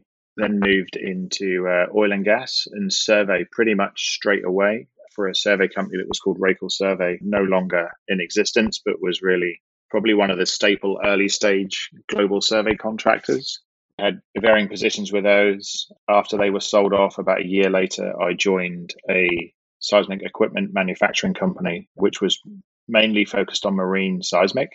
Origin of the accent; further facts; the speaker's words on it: Norwich, East of England, United Kingdom; moved away as an adult; also born or lived in Longmont, Colorado, United States; now in Houston, United States; I'm originally from the United Kingdom in the southern part of the UK, a city called Norwich